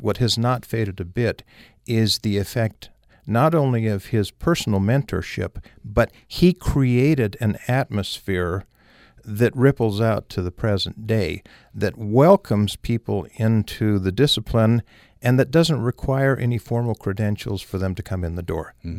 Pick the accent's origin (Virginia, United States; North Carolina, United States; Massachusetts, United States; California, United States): California, United States; Southern; moved away as an adult; also born or lived in St. George, Utah / Los Angeles / Maryland; I was raised in Southern California, my family had been in St. George since the Civil War